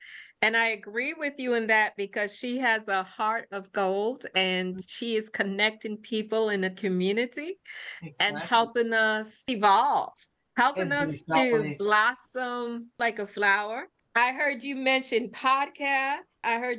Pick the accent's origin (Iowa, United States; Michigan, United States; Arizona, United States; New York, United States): New York, United States; I was raised in Brooklyn. So Brooklyn is where I am from.